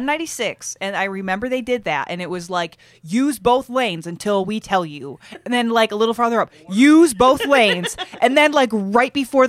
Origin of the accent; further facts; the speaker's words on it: Michigan, United States; I am also from Michigan